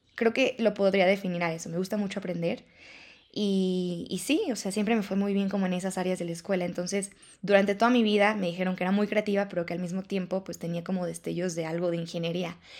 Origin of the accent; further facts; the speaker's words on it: León, Guanajuato, Mexico; yo soy de León